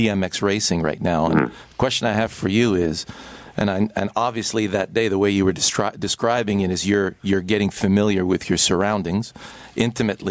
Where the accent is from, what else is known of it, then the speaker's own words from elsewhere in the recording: Canada; as a Canadian, and I think we're so privileged to live in this country